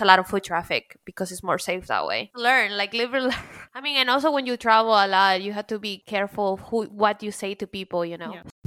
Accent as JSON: {"language": "English", "town": "Pembroke Pines", "region": "Florida", "country": "United States", "tie": "born or raised there", "moved": "yes", "lives_now": "New York, United States", "said": "I grew up in Pembroke Pines, Florida, where nothing really happens and people don't even lock their doors. But then after moving to New York"}